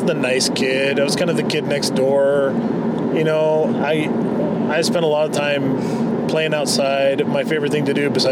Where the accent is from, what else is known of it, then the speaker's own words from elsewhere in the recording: Spokane, Washington, United States; I grew up in Spokane and lived in two different general areas in Spokane